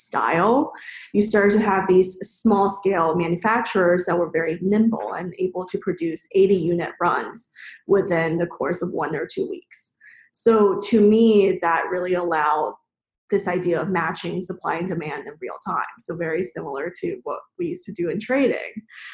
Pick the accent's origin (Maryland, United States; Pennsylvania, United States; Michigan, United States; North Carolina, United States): Maryland, United States; suburbs in; also born or lived in China; I grew up in China, moved to the U.S. in elementary school where I was then in the suburbs in Maryland